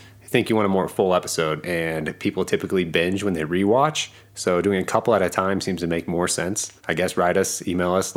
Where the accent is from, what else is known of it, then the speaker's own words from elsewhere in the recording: Indianapolis, Indiana, United States; I'm from Indy.